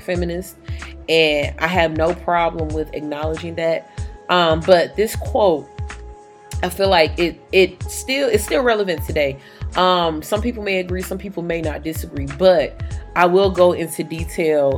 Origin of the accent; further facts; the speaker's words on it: Detroit, Michigan, United States; accent: a little bit country; I am from Detroit. Some of my family is from down south